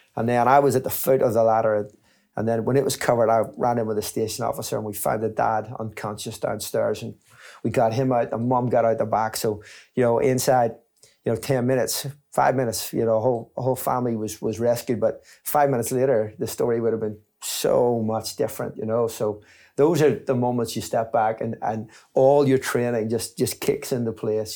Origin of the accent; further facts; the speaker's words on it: Belfast, Northern Ireland, United Kingdom; I grew up in Belfast, in East Belfast, just at the top